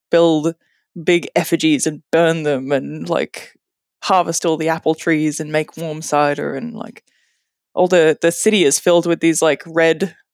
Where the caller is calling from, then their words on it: Hobart, Tasmania, Australia; I'm calling in from Hobart, Tasmania, which is like a little heart shaped island state that hangs off the bottom of Australia, way down near Antarctica.